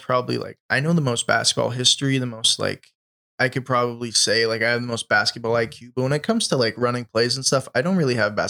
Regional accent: Las Vegas, Nevada, United States; I'm from Vegas, so it's not like I'm opposed to them being Las Vegas Raiders, but I just grew up my whole life with them being the Oakland Raiders

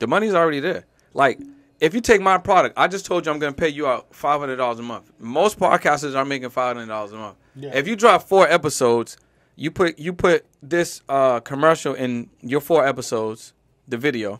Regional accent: Boston, Massachusetts, United States; moved away as an adult; now in Los Angeles, United States

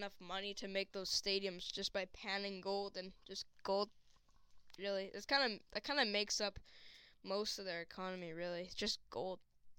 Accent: Canada; also born or lived in British Columbia; I'm a Canadian.

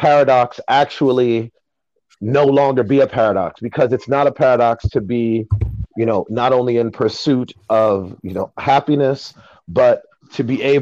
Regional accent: New York City, New York, United States; also born or lived in Jamaica (ancestry); I'm the first generation here to be born as an American, but I identify way more with my Jamaican roots

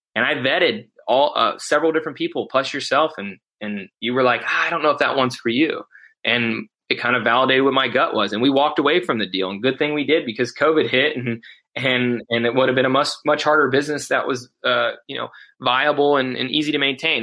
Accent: Mansfield, Ohio, United States; Mansfield, Ohio, my hometown

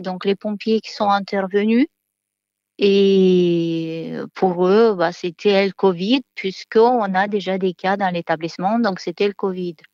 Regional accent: Moldova; moved away as an adult; now in France; Je viens de Moldavie

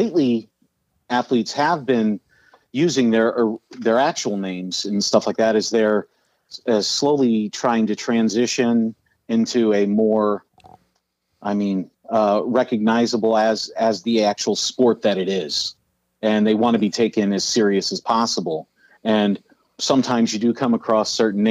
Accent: Ohio, United States; born or raised there; also born or lived in Columbus, Ohio / Chicago, Illinois / Berwyn, Illinois

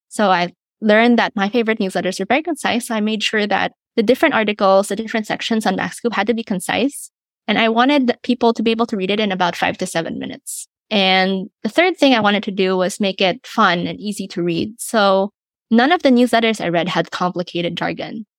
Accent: Philippines; I'm born and raised in the Philippines

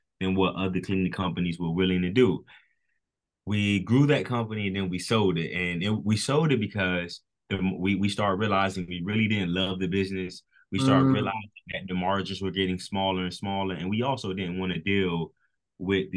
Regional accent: Miami, Florida, United States; We were born and raised in Miami, Florida. We still live down here.

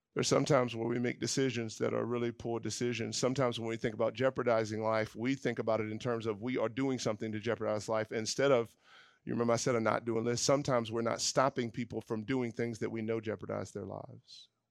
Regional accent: the South, United States; growing up in the South, my dad has been involved in the work of redemptive ethnic unity for years

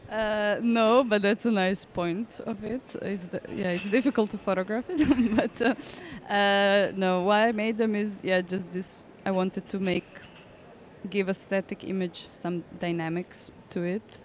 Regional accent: Zagreb, City of Zagreb, Croatia; English is a second language; moved away; I'm from Zagreb, but that's not on the seaside

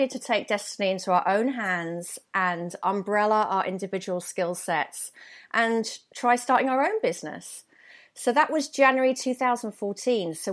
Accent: London, United Kingdom; accent: London accent; moved away as an adult; I used to be very conscious of my accent when I lived in London because I thought, you know, I had a real London accent, a bit like

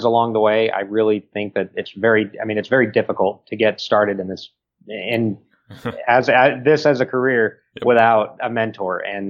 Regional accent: El Paso, Texas, United States; in El Paso for a wedding in my hometown

